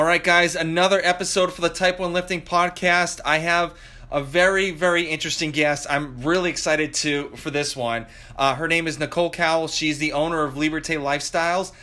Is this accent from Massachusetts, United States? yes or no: yes; Massachusetts, United States; now in Georgia, United States; I live in Georgia right now. I'm originally from Massachusetts